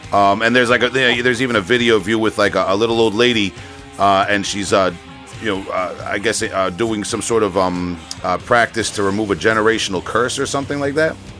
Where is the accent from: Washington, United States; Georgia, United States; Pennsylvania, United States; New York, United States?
New York, United States; Long Island; I'm from Long Island I pronounce a lot of things very uh, very wrong